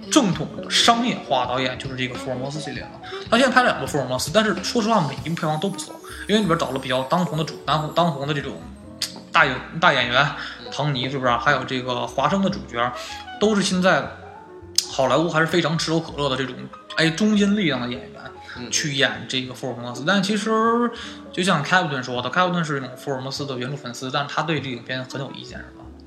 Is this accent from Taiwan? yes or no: no; China; 我们中国人